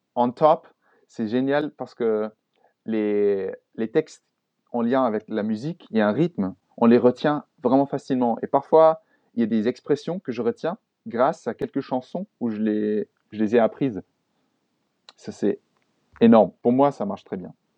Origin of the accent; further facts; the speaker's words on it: Germany; French is a second language; Ich bin Deutsch